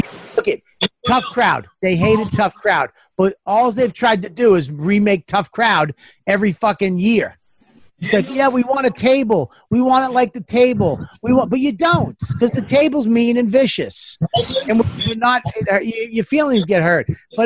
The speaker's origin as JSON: {"language": "English", "town": "Boston", "region": "Massachusetts", "country": "United States", "said": "I'm from Boston."}